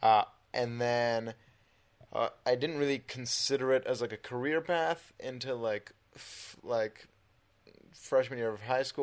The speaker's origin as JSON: {"language": "English", "area": "Bay Area", "region": "California", "country": "United States", "tie": "born or raised there", "also_born_or_lived": "Israel / Orange County", "moved": "as an adult", "lives_now": "Los Angeles, United States"}